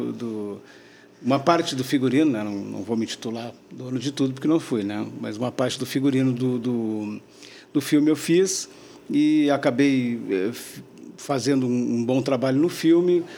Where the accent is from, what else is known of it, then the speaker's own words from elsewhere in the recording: Porto Alegre, Rio Grande do Sul, Brazil; moved away as an adult; now in Florianópolis, Brazil; eu venho de Porto Alegre